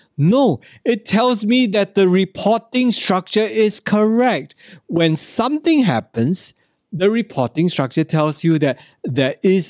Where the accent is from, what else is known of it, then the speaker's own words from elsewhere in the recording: Singapore; I do my part as a Singaporean.